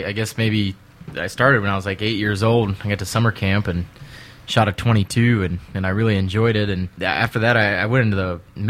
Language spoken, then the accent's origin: English; Peoria, Illinois, United States; moved away as an adult; now in Tennessee, United States; I'm originally from Illinois, Peoria, Illinois, right in the middle, about halfway between Chicago and St. Louis, and that's where I was born and raised.